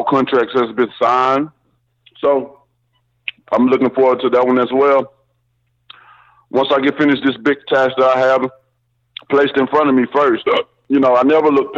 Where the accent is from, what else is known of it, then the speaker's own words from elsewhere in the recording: Tuscaloosa, Alabama, United States; my hometown